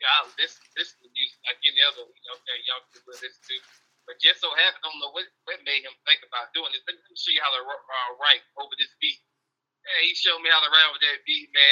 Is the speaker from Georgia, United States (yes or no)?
yes; Atlanta, Georgia, United States; Born and bred in Atlanta